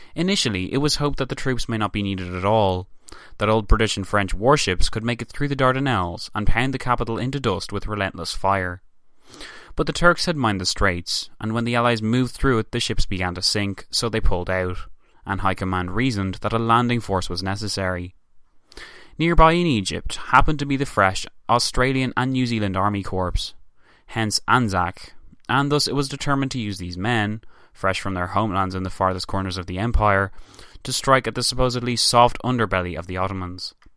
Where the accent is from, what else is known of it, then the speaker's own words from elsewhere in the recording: Ireland; me as an Irish man